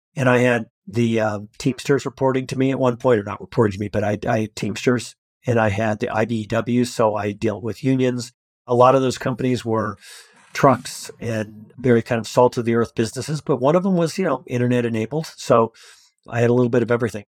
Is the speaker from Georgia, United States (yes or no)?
no; Colorado, United States; I grew up in a really rural part of Colorado